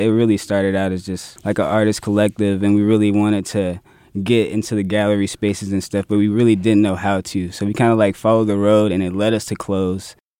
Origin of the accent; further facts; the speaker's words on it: Jacksonville, Florida, United States; I'm born and raised in Jacksonville